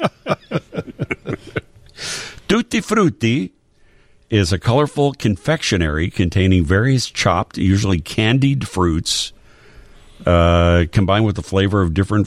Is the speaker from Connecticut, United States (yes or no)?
no; Glenview, Illinois, United States; I grew up in Glenview